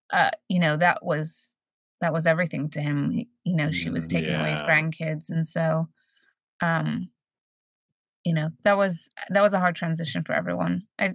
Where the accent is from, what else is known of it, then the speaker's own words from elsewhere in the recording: New Jersey, United States; also born or lived in Sheffield, England; when we moved to the States, we moved to New Jersey. And I grew up in New Jersey until I graduated high school.